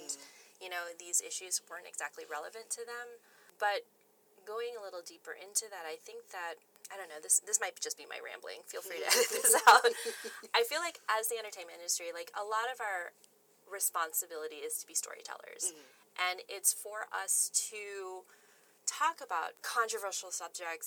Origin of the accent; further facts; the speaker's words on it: United States; growing up as the only Asian American in a small U.S. town